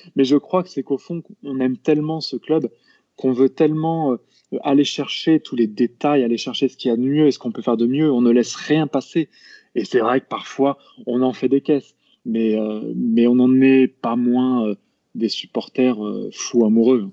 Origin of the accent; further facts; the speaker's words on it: Lamballe, Brittany, France; also born or lived in Rennes; je suis né à Rennes, mais très honnêtement, j'y ai vécu très peu quand j'étais gamin. J'ai fait plutôt toute mon enfance sur la côte de Pintièvre, et donc bah, je représente presque fièrement Lamballe